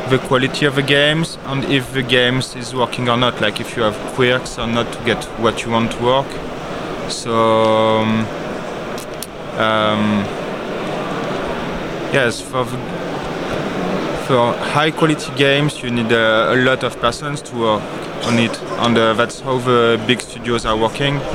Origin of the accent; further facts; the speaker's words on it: Aix-en-Provence, Provence-Alpes-Côte d'Azur, France; Yeah, Aix-en-Provence, near Marseille.